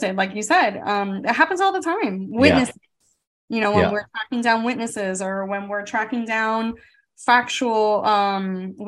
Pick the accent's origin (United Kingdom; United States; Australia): United States; South Florida; growing up in South Florida, it's the melting pot of America